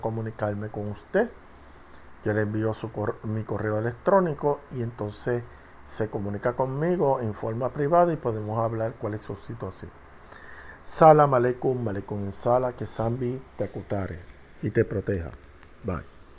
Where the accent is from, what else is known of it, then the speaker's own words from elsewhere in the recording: Puerto Rico; yo soy de Puerto Rico boricua